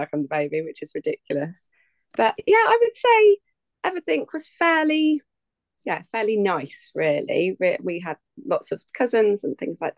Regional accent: England, United Kingdom; I am from England, mighty England. Down south

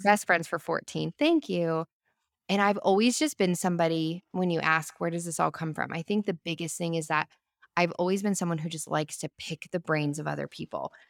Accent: Albuquerque, New Mexico, United States; moved away as an adult; now in Franklin, United States; we lived in our hometown of Albuquerque for thirty years

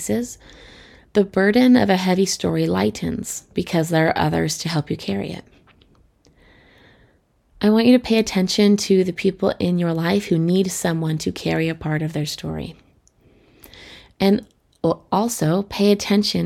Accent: Colorado, United States; I grew up in Colorado, which is beautiful for hikers.

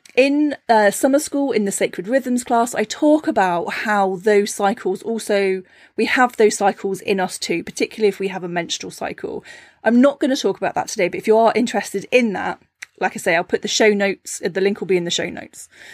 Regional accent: Cornwall, South West England, United Kingdom; I grew up in Cornwall, a very small fishing village

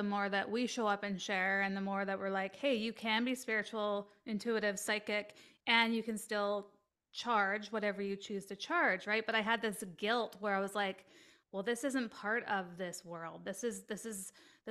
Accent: Canada; I'm Canadian

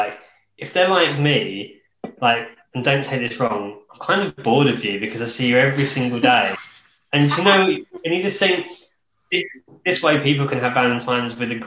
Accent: Kent, South East England, United Kingdom; I'm from Kent as well

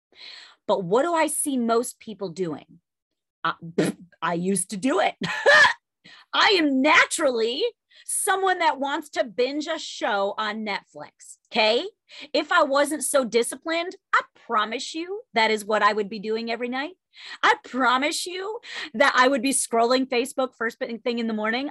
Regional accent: New York, United States; I'm Italian and I'm a New Yorker

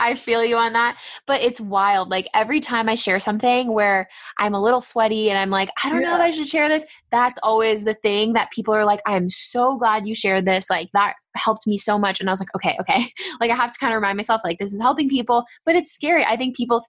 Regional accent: San Diego, California, United States; we are from San Diego

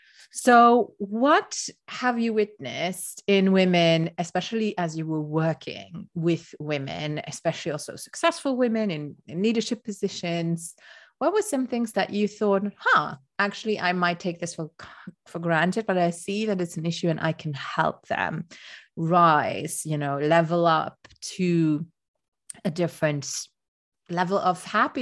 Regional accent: Luxembourg; first language Luxembourgish; English is a second language; And Luxembourgish, speaking in my mother tongue, it makes me feel very different.

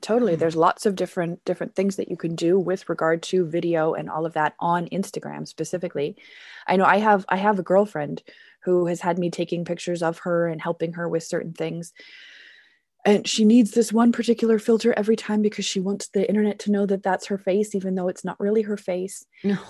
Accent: Canada; now in Germany; I am a Canadian teacher. I teach business English here in Germany.

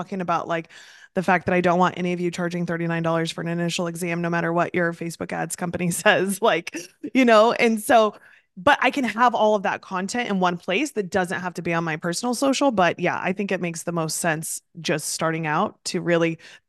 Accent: Midwest, United States; now in East Coast, United States; So I also am originally from the Midwest, moved to the East Coast

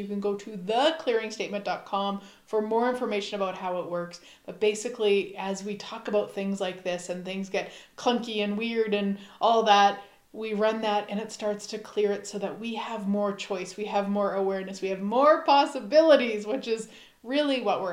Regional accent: Saskatchewan, Canada; we are both from Saskatchewan, Canada.

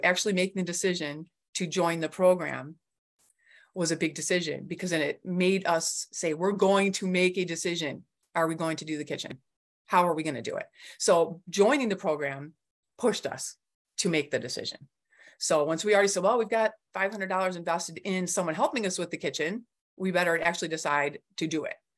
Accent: Clarkston, Michigan, United States; I'm from Clarkston, Michigan

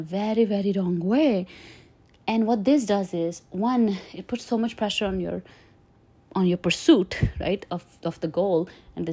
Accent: India; moved away as an adult; now in United States; I grew up in India

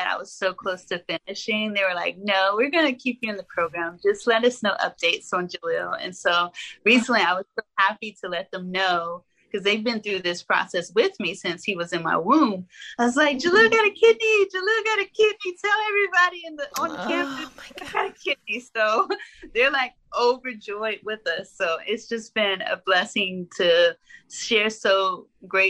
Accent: Arkansas, United States; I'm from Arkansas

